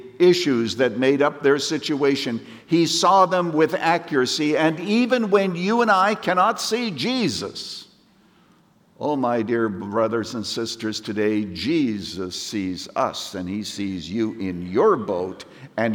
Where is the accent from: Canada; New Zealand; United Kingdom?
Canada; moved away; I was brought up in Canada, and we used to sing a little ditty in church